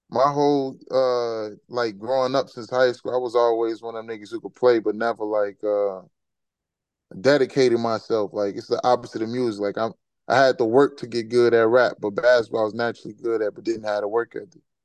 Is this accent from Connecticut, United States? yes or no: no; Chicago, Illinois, United States; moved away as an adult; now in Atlanta, United States; I'm from Chicago, so I don't come from that type of environment